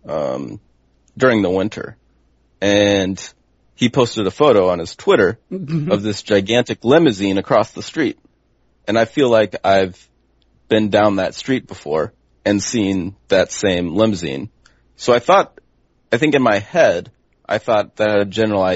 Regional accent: Des Moines, Iowa, United States; moved away as an adult; now in Chicago, United States; I grew up in Des Moines, which is a very, very nice city.

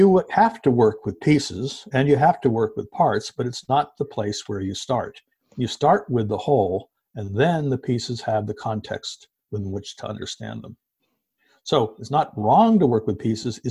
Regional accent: New York City, New York, United States; I grew up around New York City

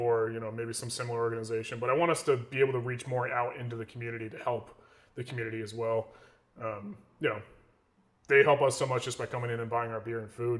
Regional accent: New York, United States; I love my hometown. I love being here

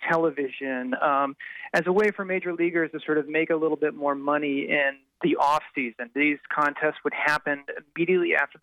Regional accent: St. Louis, Missouri, United States; I'm from St. Louis

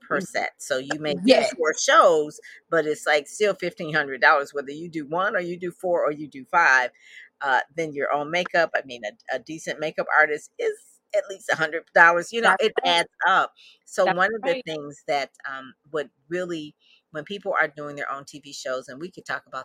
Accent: Detroit, Michigan, United States; I'm from Detroit. So we don't have that. It's like just regular Detroit

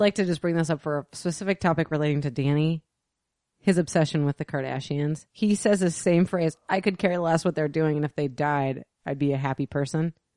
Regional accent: the Northwest, Pacific Northwest, United States; we're from the Northwest

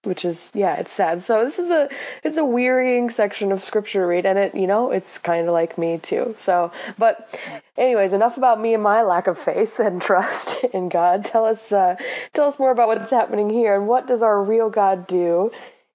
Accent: Illinois, United States; I'm from Illinois. We like corn.

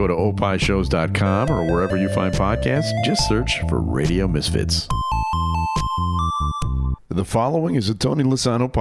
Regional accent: Germany; moved away; I speak German. I grew up in Germany

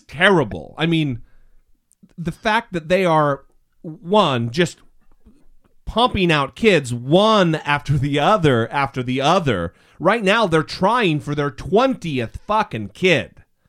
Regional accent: Idaho, United States; I grew up in Mormon country in Idaho

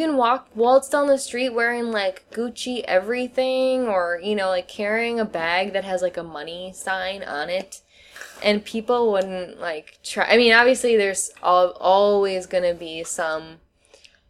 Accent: Wisconsin, United States; moved away as an adult; now in Shenzhen, China; I'm from the Midwest, and people are, like, aggressively friendly in the Midwest. That's, like, the only way I can put it. Like, so friendly that that was always my normal reality. Like, I'm from Wisconsin

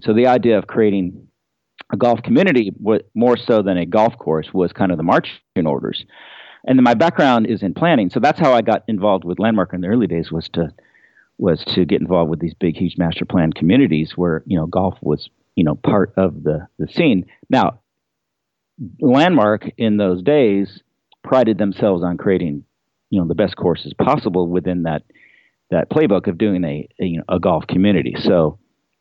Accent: Pebble Beach, California, United States; I grew up in Pebble Beach

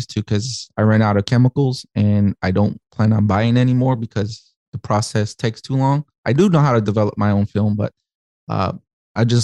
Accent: Chicago, Illinois, United States; so I'm from Chicago.

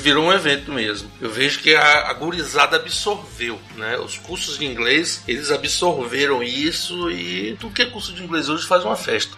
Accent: Ubatã, Bahia, Brazil; moved away; lá na minha cidade natal, em Ubatã

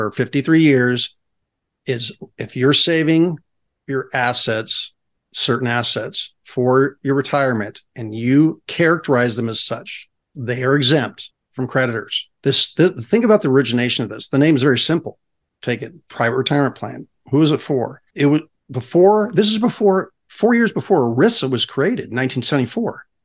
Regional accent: California, United States; So again, as a Californian, as an individual, the individual rights.

